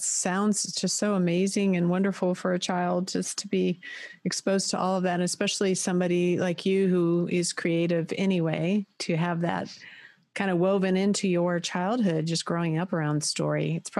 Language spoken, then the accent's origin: English; United States; I grew up in America, you know, and we had a big family, We moved a lot. My dad was in the Navy.